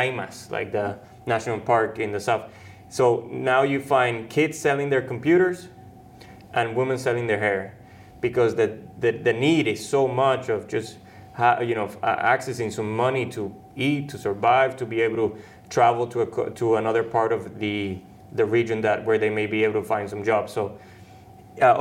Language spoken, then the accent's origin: English; Venezuela; moved away; I grew up in Venezuela